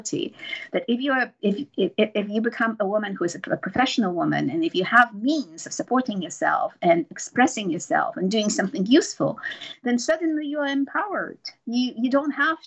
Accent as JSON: {"language": "English", "country": "Poland", "tie": "born or raised there", "said": "I grew up in Poland."}